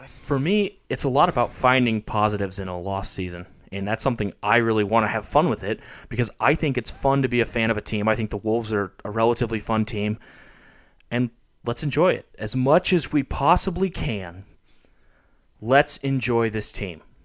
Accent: Montana, United States; I was born in Montana.

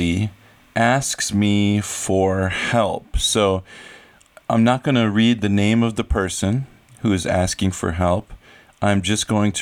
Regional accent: United States; moved away as an adult; So I've lived in another country for half my life. I grew up in America.

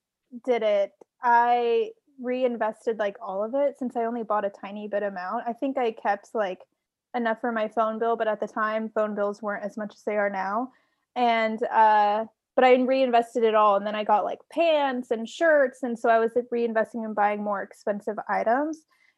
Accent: Washington, United States; Washington State.

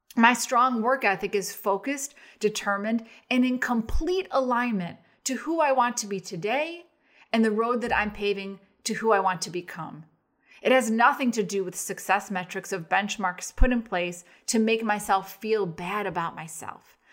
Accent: Arlington Heights, Illinois, United States; we grew up in Arlington Heights

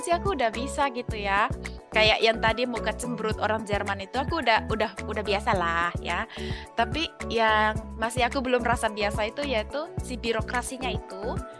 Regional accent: Indonesia; now in Germany; kita orang Indo

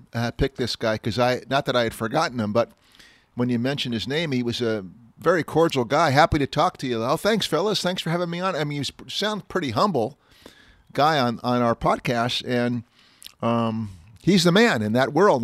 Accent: Walnut Creek, California, United States; Walnut Creek, by the way, my hometown

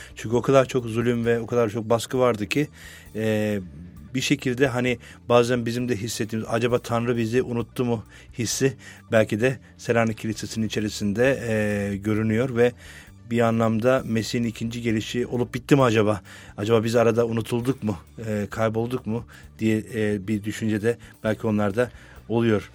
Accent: Adana, Turkey; moved away; ben Adanalıyım aslen.

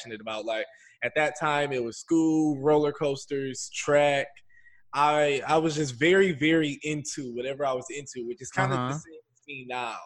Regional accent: Detroit, Michigan, United States; moved away as an adult; also born or lived in New York City, United States; now in Los Angeles, United States; I grew up in Detroit, Michigan, born and raised.

